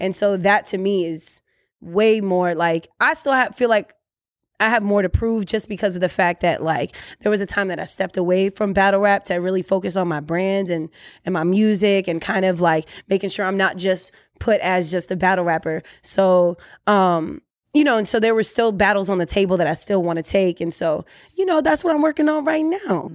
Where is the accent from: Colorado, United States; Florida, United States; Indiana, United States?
Florida, United States; Orlando